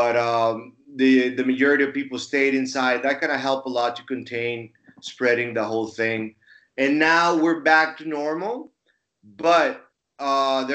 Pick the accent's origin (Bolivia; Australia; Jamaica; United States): Bolivia; moved away as an adult; now in Finland; my home country, Bolivia